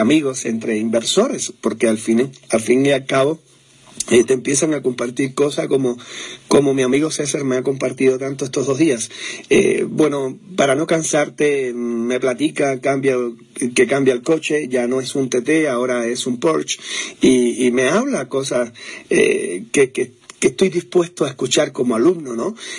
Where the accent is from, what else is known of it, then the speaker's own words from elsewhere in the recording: Cuba; moved away; soy cubano